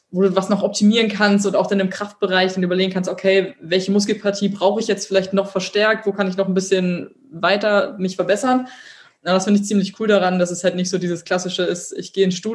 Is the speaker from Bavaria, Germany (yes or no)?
no; Berlin, Germany; ich komme aus Berlin, ich habe eine große Fresse